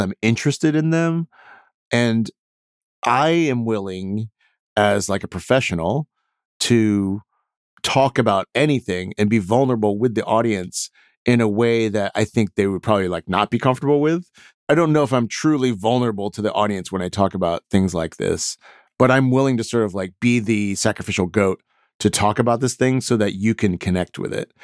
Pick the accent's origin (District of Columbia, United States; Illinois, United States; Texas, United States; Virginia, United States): Texas, United States; Houston; I grew up in Houston